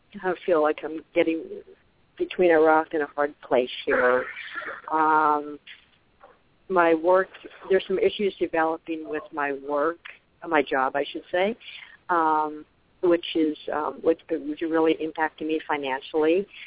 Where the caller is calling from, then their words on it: Arizona, United States; also born or lived in Colorado; I'm actually calling from Arizona, even though my area code is my old number in Colorado.